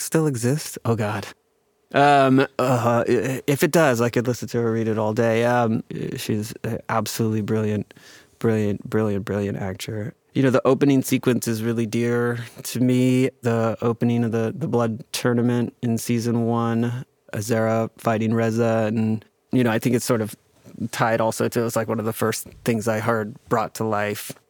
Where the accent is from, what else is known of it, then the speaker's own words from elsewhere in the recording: United States; I'm Chinese American